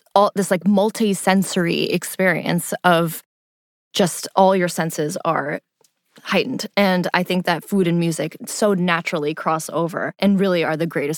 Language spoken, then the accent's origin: English; Pakistan; Especially being Pakistani, as anyone who knows who's listening to this, who's Asian, Pakistani, of any culture, really, food is how we come together.